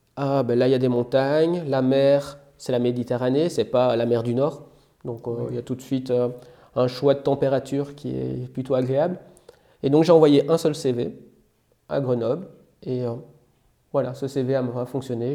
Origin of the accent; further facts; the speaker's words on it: Belgium; moved away as an adult; now in France; j'ai un parcours assez classique, hein, puisque je viens de Belgique